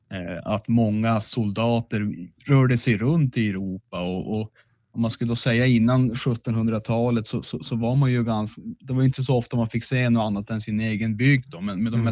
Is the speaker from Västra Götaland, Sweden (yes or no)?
no; Piteå, Norrbotten County, Sweden; Jag är från Hortlaxkretsen